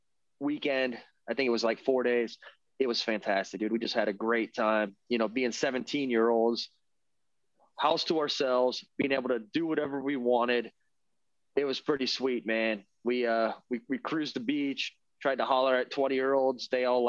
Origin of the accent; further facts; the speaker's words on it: Tampa, Florida, United States; I grew up in Tampa